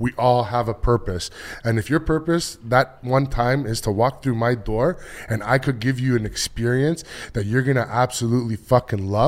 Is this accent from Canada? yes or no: yes; Toronto, Ontario, Canada; I grew up in Toronto.